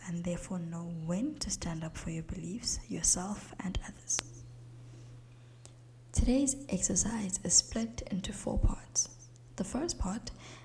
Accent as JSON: {"language": "English", "country": "South Africa", "said": "As a South African, my English is more British than it would be American"}